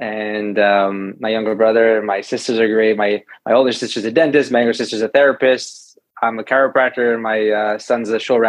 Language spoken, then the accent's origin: English; St. Louis Park, Minnesota, United States; I was born and raised in St. Louis Park, Minnesota, a suburb of Minneapolis.